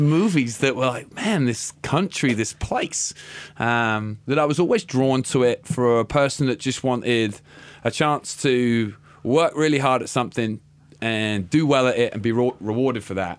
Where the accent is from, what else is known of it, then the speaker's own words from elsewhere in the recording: Littlehampton, South East England, United Kingdom; moved away as an adult; also born or lived in Wales; now in Boise, United States; ended up in a town called Littlehampton